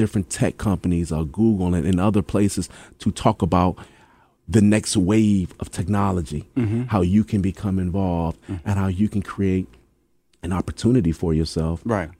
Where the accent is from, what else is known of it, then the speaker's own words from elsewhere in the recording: Hampton, Virginia, United States; You're from Newport News. I'm from Hampton.